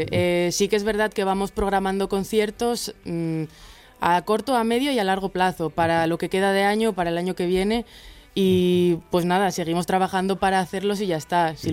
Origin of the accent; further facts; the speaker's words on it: Salamanca, Castile and León, Spain; now in Madrid, Spain; Yo soy de Salamanca.